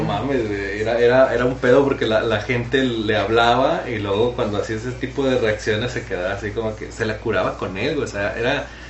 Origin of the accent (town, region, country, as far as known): Mexico